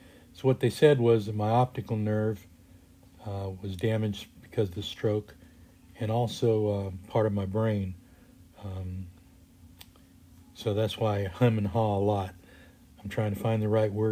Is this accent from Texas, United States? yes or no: yes; Texas, United States; moved away; Originally, I'm from Texas